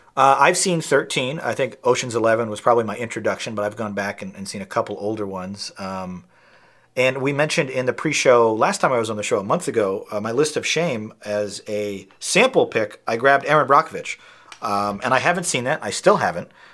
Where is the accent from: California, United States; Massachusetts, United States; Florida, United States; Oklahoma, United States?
Massachusetts, United States; North Shore of Boston; I'm from the North Shore of Boston like him